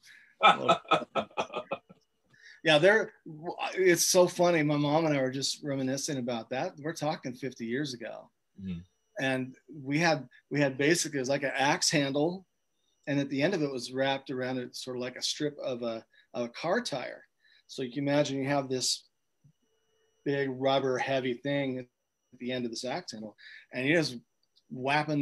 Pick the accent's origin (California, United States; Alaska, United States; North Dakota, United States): California, United States; Chico; My hometown is Chico, California.